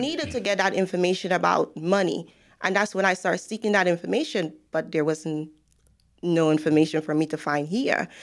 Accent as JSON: {"language": "English", "country": "Guyana", "moved": "as an adult", "lives_now": "United States", "said": "I am from Guyana."}